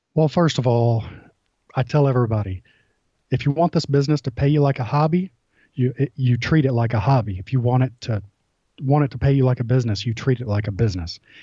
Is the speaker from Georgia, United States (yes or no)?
yes; Georgia, United States; I'm from Georgia